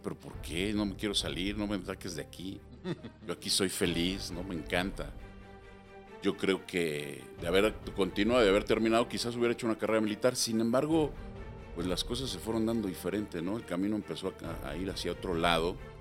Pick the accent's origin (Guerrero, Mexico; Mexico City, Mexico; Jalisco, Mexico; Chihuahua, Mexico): Mexico City, Mexico; nací en la Ciudad de México